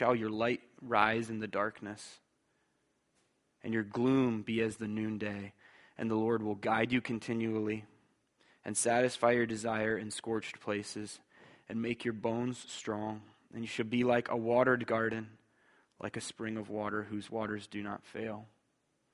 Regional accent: Bowling Green, Ohio, United States; I'm from here, like right here. I'm a townie

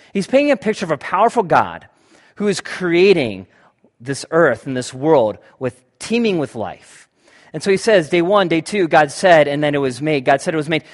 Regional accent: United States; I'm an American white male

